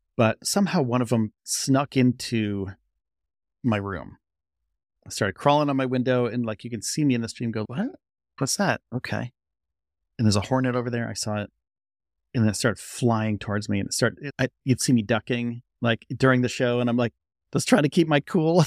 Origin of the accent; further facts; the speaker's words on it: Northeast, United States; also born or lived in Orlando, Florida; I'm from the Northeast.